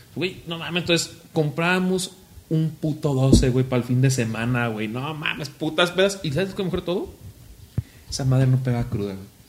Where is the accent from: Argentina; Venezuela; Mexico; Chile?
Mexico; Zamora, Michoacán; soy zamorano